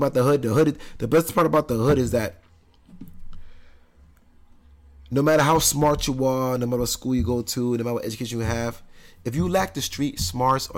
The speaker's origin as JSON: {"language": "English", "town": "Brentwood", "region": "New York", "country": "United States", "said": "I'm from Brentwood, Long Island"}